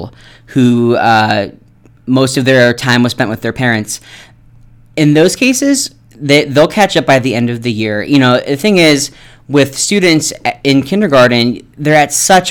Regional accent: Ohio, United States; moved away as an adult; now in Nevada, United States; I'm from Ohio

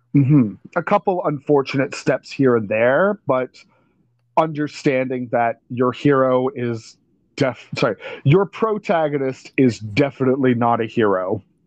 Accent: Canada; we're Canadian

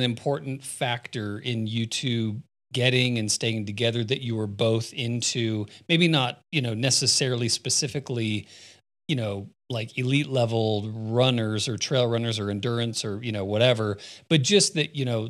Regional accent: Phoenix, Arizona, United States; moved away; growing up in Phoenix

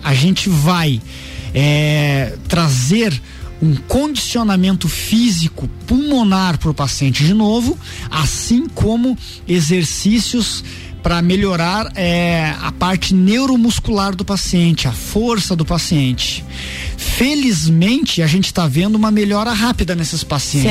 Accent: Lages, Santa Catarina, Brazil; also born or lived in Caçador; eu sou natural de, da cidade de Caçador, mas com um, dois aninhos meus pais vieram aqui para Lages e eu, eu vim junto

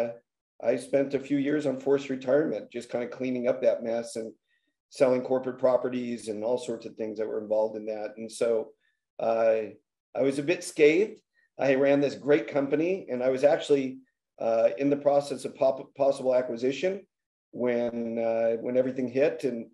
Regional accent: Los Angeles, California, United States; I grew up in the San Fernando Valley

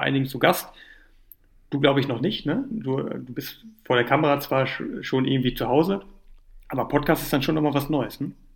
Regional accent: Düsseldorf, North Rhine-Westphalia, Germany; now in Cologne, Germany; Geburtsstadt, ne, in Düsseldorf

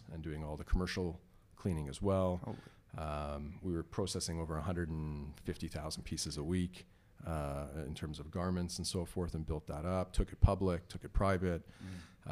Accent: Toronto, Ontario, Canada; also born or lived in Iran; I, immigrated uh, from iran in 1977 uh, okay. uh, two years before the islamic revolution and uh, we moved to toronto with my family and uh, i grew up in toronto in york mills

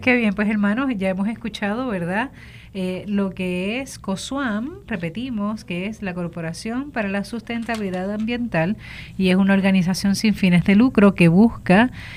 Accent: Puerto Rico; como sociedad puertorriqueña

